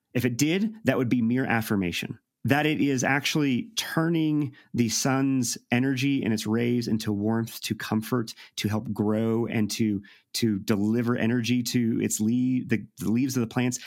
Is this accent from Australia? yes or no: no; St. Louis, Missouri, United States; I'm from Saint Louis.